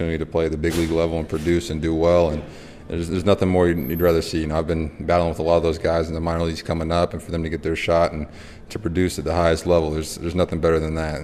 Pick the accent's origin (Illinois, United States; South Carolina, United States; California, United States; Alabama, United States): California, United States; Growing up in California